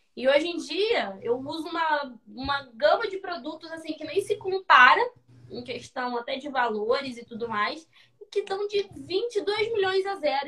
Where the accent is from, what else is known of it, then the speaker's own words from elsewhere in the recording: Rio de Janeiro, Brazil; Eu sou carioca da Serra